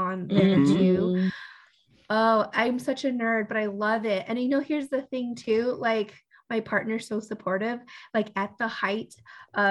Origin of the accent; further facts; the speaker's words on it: Long Beach, California, United States; I am from Long Beach, California.